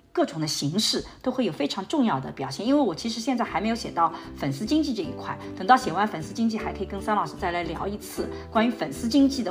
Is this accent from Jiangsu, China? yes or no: yes; Suzhou, Jiangsu, China; 就像我所在的这个吴江，这是我的家乡